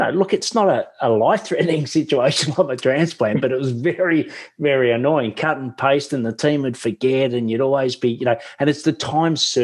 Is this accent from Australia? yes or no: yes; Australia; accent: Australian; my Australian accent